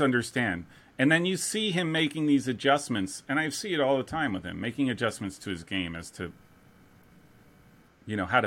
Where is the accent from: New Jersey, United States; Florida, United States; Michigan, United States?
New Jersey, United States; moved away; New Jersey